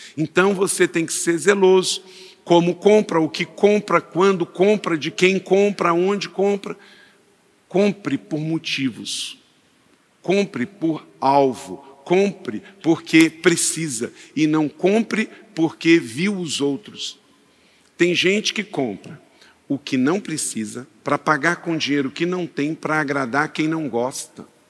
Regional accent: Brazil; como brasileiro

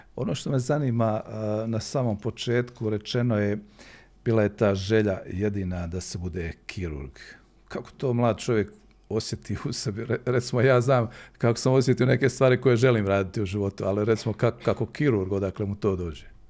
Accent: Herzegovina, Bosnia & Herzegovina; kod nas u Hercegovini

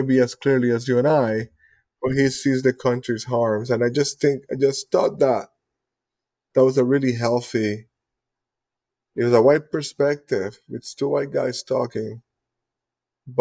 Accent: Puerto Rico; I come from the, we call it the last colony on Earth

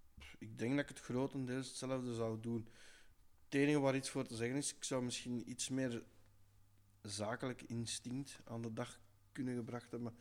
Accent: Belgium; we zijn al als Belg

